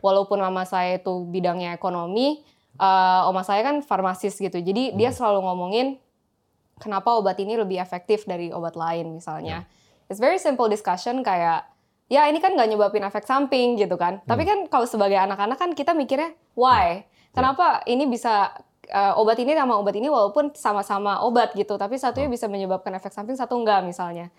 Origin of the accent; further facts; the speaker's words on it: Jakarta, Indonesia; moved away; also born or lived in Singapore / United States; Saya lahirnya di Singapura, okay. terus habis itu dua bulan langsung dibawa ke Jakarta